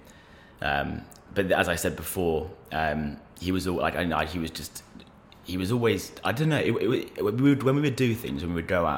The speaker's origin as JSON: {"language": "English", "region": "London", "country": "United Kingdom", "tie": "born or raised there", "said": "We grew up in Belgravia, so sort of in between Victoria and Sloane Square."}